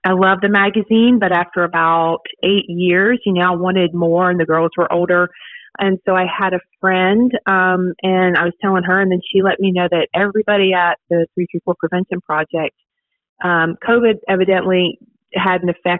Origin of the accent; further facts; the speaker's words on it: Virginia, United States; moved away as an adult; now in Dothan, United States; I'm from Virginia originally. Moved to Dothan about 10 years ago